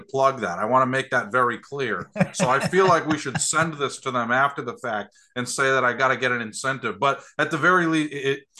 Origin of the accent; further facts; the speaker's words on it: Connecticut, United States; moved away as an adult; also born or lived in Syracuse, New York; now in Iowa, United States; I grew up in Connecticut.